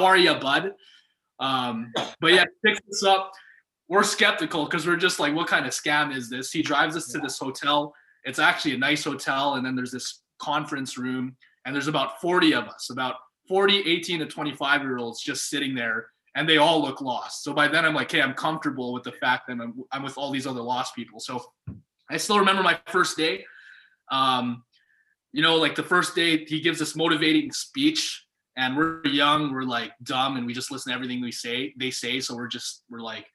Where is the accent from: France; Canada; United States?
Canada; Montreal, Quebec; also born or lived in Calgary; I'm actually originally from Montreal, Quebec